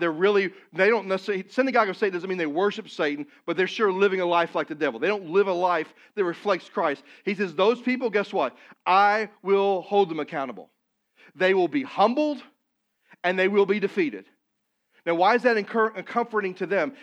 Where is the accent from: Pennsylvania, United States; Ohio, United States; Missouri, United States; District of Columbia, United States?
Missouri, United States; moved away; I'm from Missouri